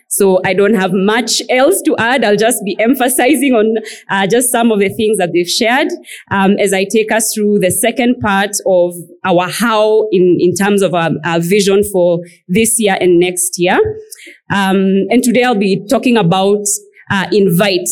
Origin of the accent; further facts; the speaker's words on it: Nairobi, Kenya; also born or lived in Machakos, Kenya; growing up as an African child and a pastor's child for that matter growing up in Nairobi and in Machakos